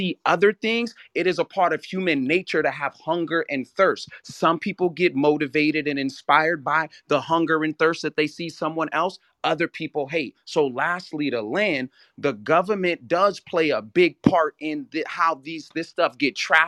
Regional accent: California, United States; I'm from California. I'm from the Bay Area.

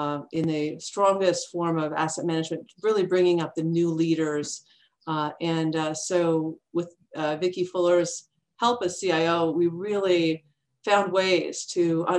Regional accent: Mississauga, Ontario, Canada; moved away as an adult; now in United States; Toronto, just outside of the Toronto area, and in Mississauga.

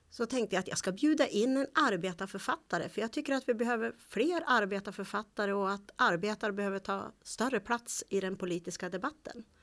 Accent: Bollnäs, Gävleborg County, Sweden; jag är ju Bollnäs

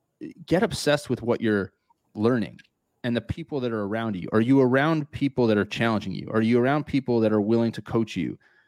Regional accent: New Jersey, United States; I'm from New Jersey.

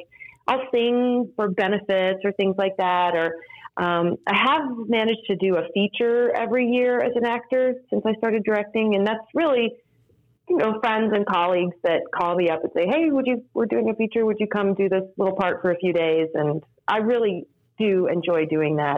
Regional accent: Norman, Oklahoma, United States; moved away as an adult; now in New York City, United States; I was born and raised in Norman, Oklahoma, and I graduated from high school at Norman High

